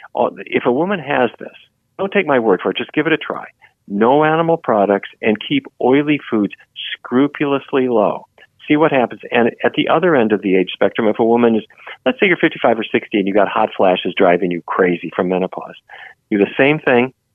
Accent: Fargo, North Dakota, United States; I grew up in Fargo, North Dakota

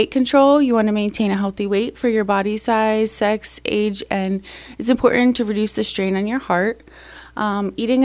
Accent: Pennsylvania, United States; I'm from Pennsylvania. I'm a Penn State grad.

